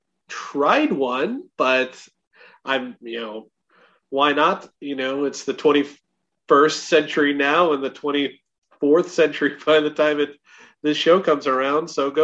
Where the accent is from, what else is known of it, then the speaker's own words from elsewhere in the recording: Chicago, Illinois, United States; growing up in the Chicago area